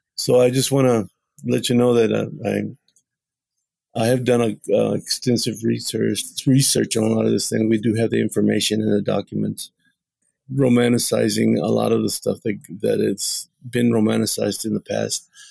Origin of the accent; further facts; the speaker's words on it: Texas, United States; I was born in Texas, and so were like seven other generations before me